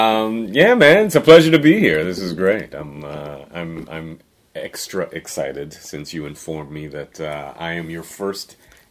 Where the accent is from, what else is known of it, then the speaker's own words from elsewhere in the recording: Trinidad & Tobago; I grew up everywhere, bro. I grew up born in Trinidad.